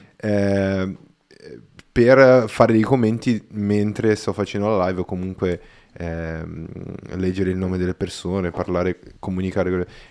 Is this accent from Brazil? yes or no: yes; Brazil; Italian is a second language; now in Italy; io non sono italiano, quindi magari i giocattoli che c'erano in Brasile